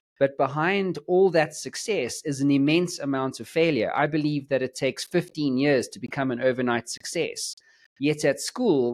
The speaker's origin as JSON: {"language": "English", "country": "South Africa", "said": "I'm from South Africa"}